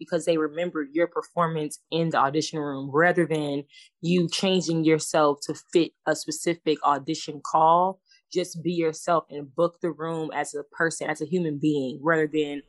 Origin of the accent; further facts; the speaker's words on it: Atlanta, Georgia, United States; I am from Atlanta